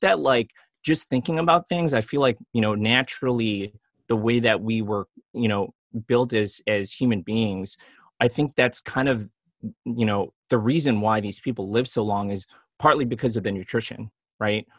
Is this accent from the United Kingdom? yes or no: no; Chicago, Illinois, United States; now in Los Angeles, United States; I grew up in Chicago